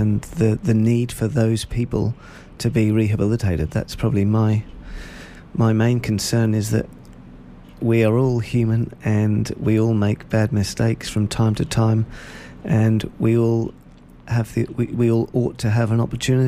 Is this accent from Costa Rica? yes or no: no; Norwich, East of England, United Kingdom; moved away as an adult; now in Shepparton, Australia; I was born in Norwich in England, which is about a 2.5 hour drive northeast of London.